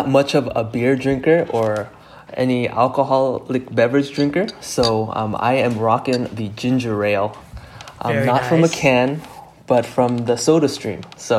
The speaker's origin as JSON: {"language": "English", "town": "La Cañada Flintridge", "region": "California", "country": "United States", "tie": "born or raised there", "said": "And I grew up in La Cañada, Flint Ridge."}